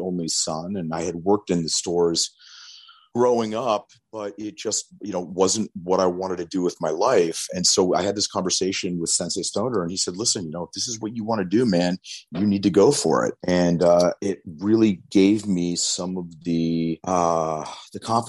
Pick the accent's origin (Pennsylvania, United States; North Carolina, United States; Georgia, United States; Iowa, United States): Pennsylvania, United States; New Castle; moved away; I was actually just back in my hometown of Newcastle, Pennsylvania